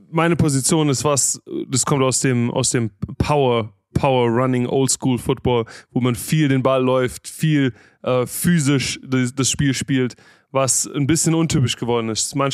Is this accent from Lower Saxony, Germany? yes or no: no; Stuttgart, Baden-Württemberg, Germany; Genau, ich habe äh, in Stuttgart und Umgebung zur Realschule gegangen